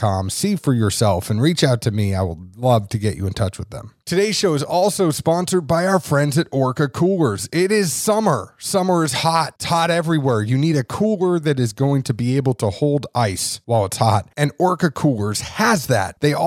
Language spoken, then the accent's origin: English; New England, United States; moved away; also born or lived in Kentucky; I am also from New England originally.